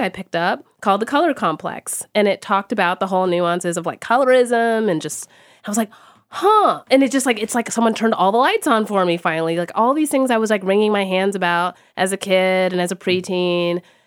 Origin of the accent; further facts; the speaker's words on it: Texas, United States; I grew up in Texas